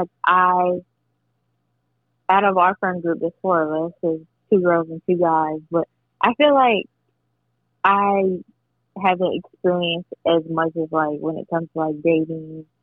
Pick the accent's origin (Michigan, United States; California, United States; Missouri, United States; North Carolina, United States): North Carolina, United States; moved away as an adult; now in Indianapolis, United States; I'm from North Carolina, but currently I live in Indianapolis, Indiana